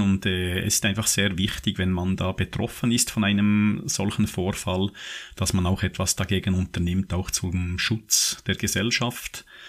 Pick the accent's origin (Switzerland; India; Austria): Switzerland; bei uns in der Schweiz